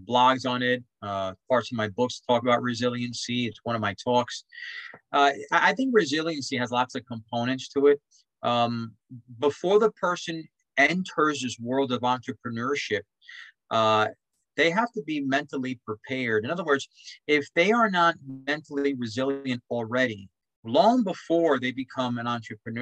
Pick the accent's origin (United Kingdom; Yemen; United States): United States; New York City, New York; I grew up in Spanish Harlem